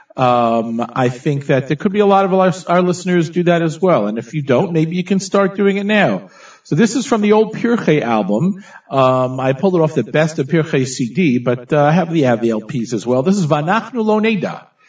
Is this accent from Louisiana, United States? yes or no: no; Teaneck, New Jersey, United States; when we were growing up in Teaneck, New Jersey